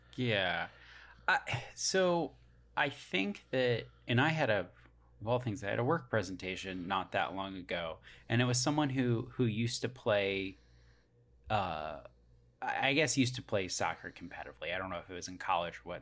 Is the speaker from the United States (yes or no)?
yes; United States; I'm an American